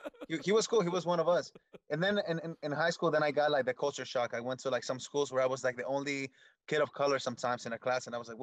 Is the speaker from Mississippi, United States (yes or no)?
no; Redwood City, California, United States; also born or lived in Michoacán, Mexico; I grew up in Redwood City. They used to call it Little Apatzingan, which is a place in Michoacan, or Little Michoacan, or Little Mexico. That was the area that I grew up in.